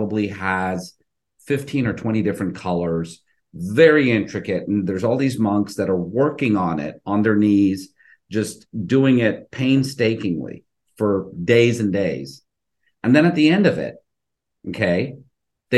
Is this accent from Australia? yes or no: no; India; now in Houston, United States; I'm originally Indian, I'm Hindu